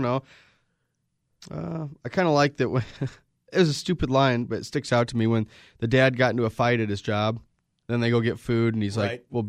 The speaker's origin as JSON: {"language": "English", "town": "South Bend", "region": "Indiana", "country": "United States", "said": "And the South Bend Shovel Slayer is famous because we're from South Bend."}